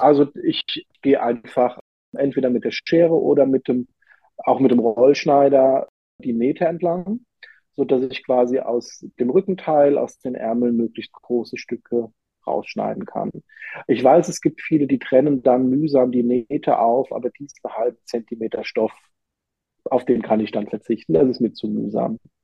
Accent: Rhineland-Palatinate, Germany; ich komme ja aus der Pfalz

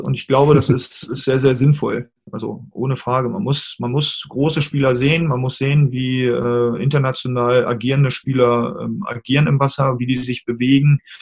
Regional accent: Hanover, Lower Saxony, Germany; in meiner Heimatstadt damals in Hannover

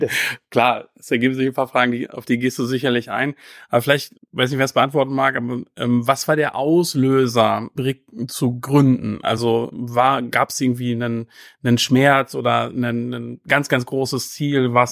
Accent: North Rhine-Westphalia, Germany; geboren und aufgewachsen bin ich in Otto im Kreis Herford. Da lag heute bestimmt auch ordentlich Schnee.

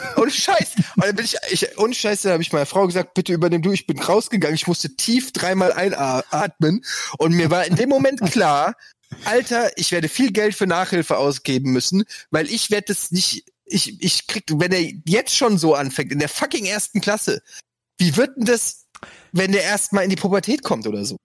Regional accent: Frankfurt, Hesse, Germany; bei uns in Frankfurt gab es den Holzhausen-Park, da habe ich in der Nähe gewohnt

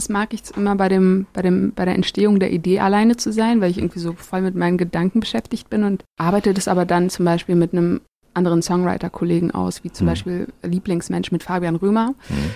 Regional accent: Germany; born there; Auch wenn meine Wurzeln irgendwie in Marokko liegen, bin ich ja in Deutschland geboren

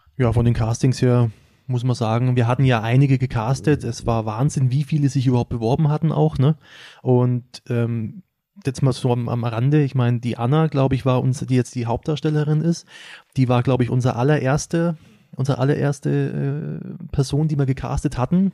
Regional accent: Schwabach, Bavaria, Germany; ich komme aus Schwabach

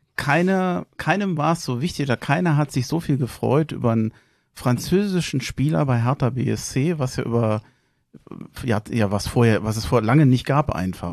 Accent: Berlin, Germany; moved away as an adult; now in Hesse, Germany; In Schöneberg geboren, in Tempelhof aufgewachsen, wohne seit fast 30 Jahren in Hessen

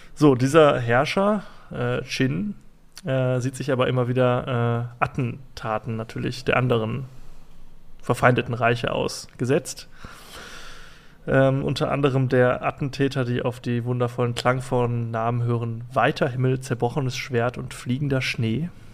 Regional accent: Germany; ich bin ja Deutscher

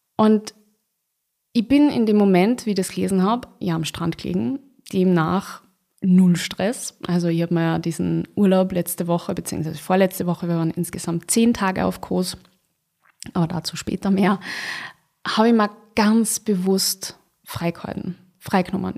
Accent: Austria; bei uns in Österreich

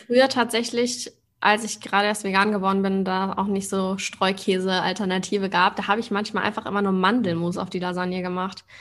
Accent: Hamburg, Germany; now in Berlin, Germany; Ich komme ja auch aus Hamburg ursprünglich

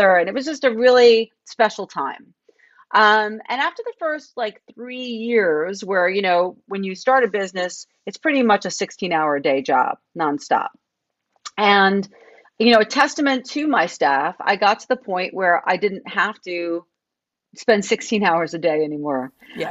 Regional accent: New York, United States; moved away as an adult; also born or lived in Tucson; I grew up right outside New York City.

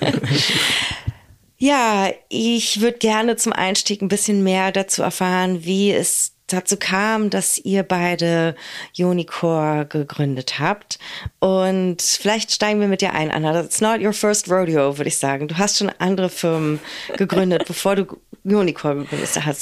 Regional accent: Berlin, Germany; meiner Heimat und unserer schönen Hauptstadt Berlin

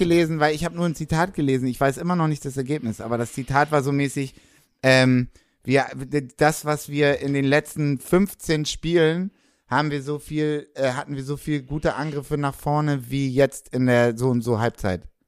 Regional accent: Hamburg, Germany; Ich bin Hamburger Jung, ich bin St. Pauli Jung

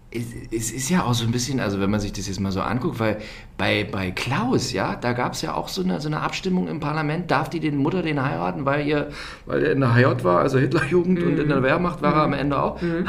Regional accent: Germany; als Deutscher

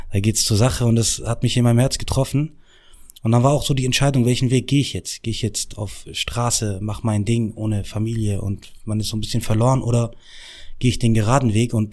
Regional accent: Morocco; ich bin 17 Jahre alt, ich komme aus Marokko, bla bla bla.

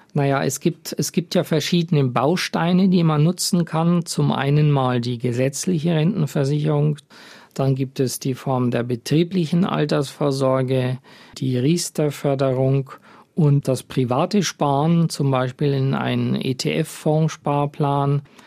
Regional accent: Germany; bei uns in Deutschland

